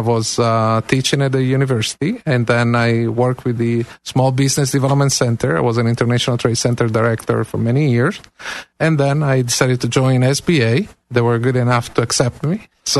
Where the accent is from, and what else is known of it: Cagliari, Sardinia, Italy; born or raised there; also born or lived in Atlanta, Georgia / Kansas; now in Clearwater, United States